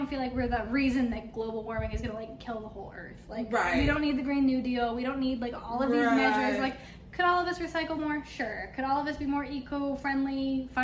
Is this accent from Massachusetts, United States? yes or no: no; New Mexico, United States; I grew up in New Mexico